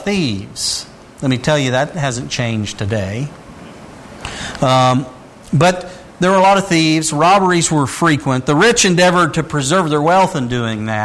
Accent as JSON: {"language": "English", "region": "Indiana", "country": "United States", "tie": "born or raised there", "said": "while I was growing up in Indiana"}